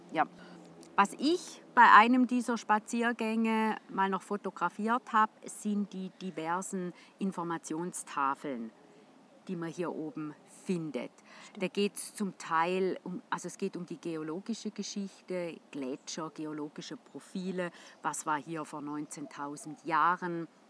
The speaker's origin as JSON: {"language": "German", "region": "St. Gallen", "country": "Switzerland", "said": "als St. Galler"}